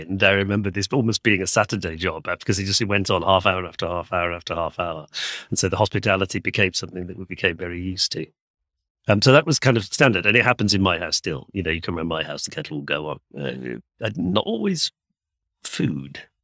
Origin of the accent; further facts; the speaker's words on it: United Kingdom; we're both English speakers raised in the U K